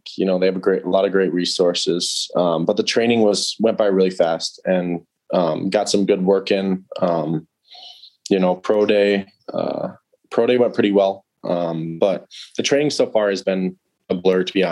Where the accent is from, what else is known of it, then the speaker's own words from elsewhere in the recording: Wisconsin, United States; growing up in Wisconsin